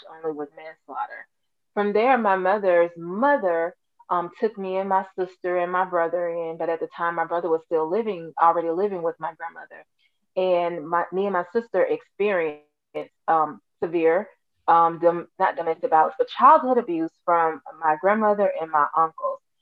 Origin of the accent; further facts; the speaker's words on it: Alabama, United States; I'm actually from Alabama.